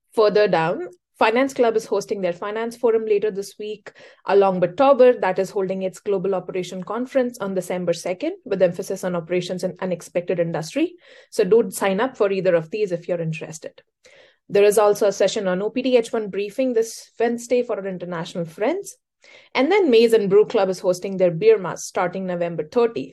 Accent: India; now in Ann Arbor, United States; I am originally from India, I was a data scientist in financial services before this

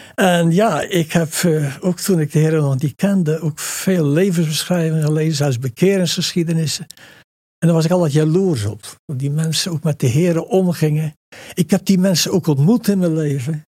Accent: Dordrecht, South Holland, Netherlands; En onder armoedige omstandigheden zich gevestigd in Dordrecht. En daar ben ik dan geboren

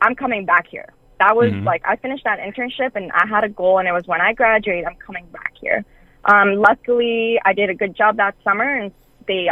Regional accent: Montreal, Quebec, Canada; I grew up in Canada. In Montreal, specifically. It's in Quebec.

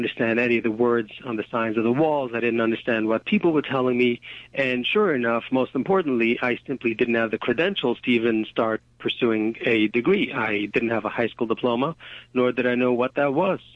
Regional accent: New York City, New York, United States; I grew up in Borough Park. That's a section of Brooklyn, Hasidic community

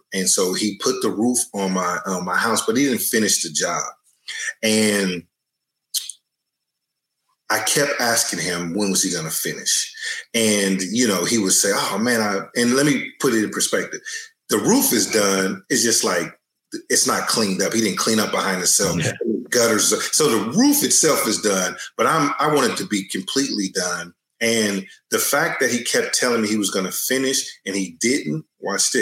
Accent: Oakland, California, United States; I grew up in Oakland, California, in an area called Brookfield.

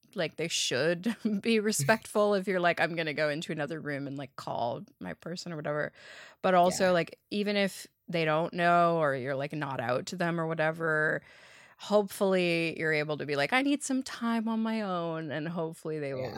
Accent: Toronto, Ontario, Canada; I've been born and raised in Toronto and my parents still live here and I still live here.

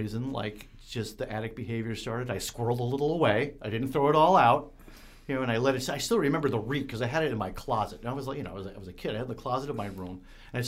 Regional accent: New York, United States; I grew up in New York State

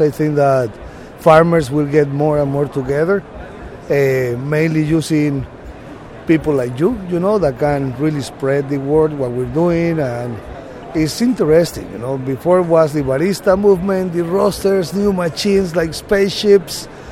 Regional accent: Boquete, Chiriquí, Panama; I come from Panama, from Boquete, a small coffee town.

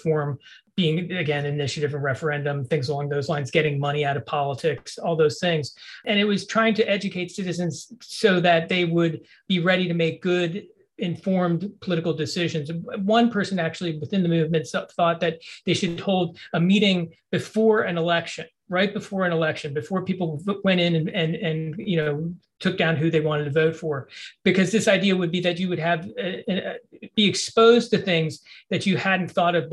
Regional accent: Bethesda, Maryland, United States; I grew up in Bethesda, Maryland.

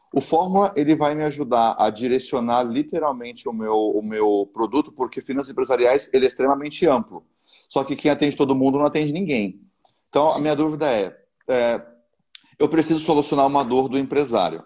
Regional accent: São Paulo, Brazil; now in Santa Catarina, Brazil; Eu sou de São Paulo, eu moro em Santa Catarina hoje

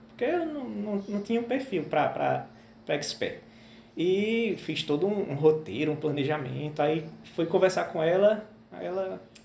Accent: interior of Pernambuco, Brazil; moved away as an adult; also born or lived in metropolitan region of Recife; Eu sou do interior de Pernambuco, mas já há alguns anos eu vim para a região metropolitana

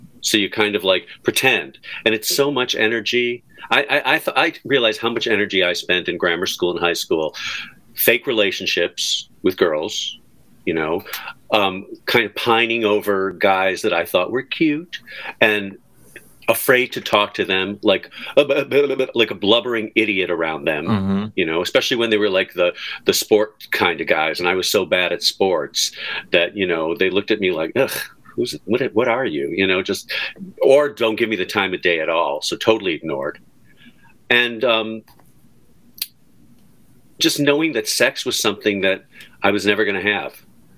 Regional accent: Skokie, Illinois, United States; Cause we're from Skokie. So she had the Skokie accent.

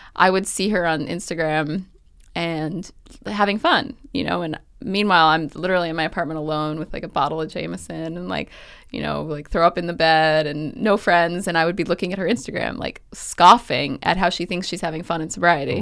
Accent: New York City, New York, United States; also born or lived in Southern California; I grew up on the Upper West Side

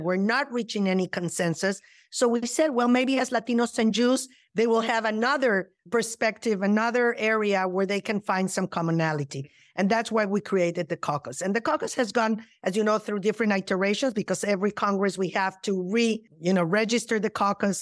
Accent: Mexico City, Mexico; now in United States; I was born and raised in Mexico City

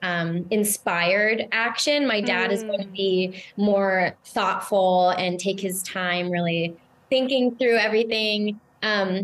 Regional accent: Seattle, Washington, United States; I grew up in West Seattle for the most part of my early childhood.

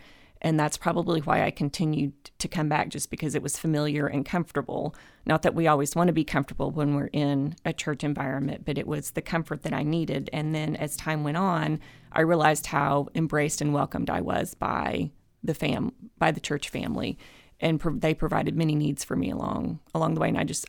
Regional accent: Duncan, Oklahoma, United States; now in Norman, United States; I grew up in the First Christian Church in Duncan, a multi-generational First Christian Church family

